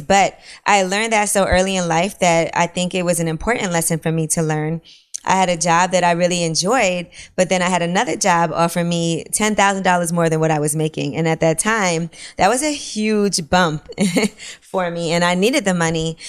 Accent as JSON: {"language": "English", "town": "New York City", "region": "New York", "country": "United States", "said": "I'm from Brooklyn"}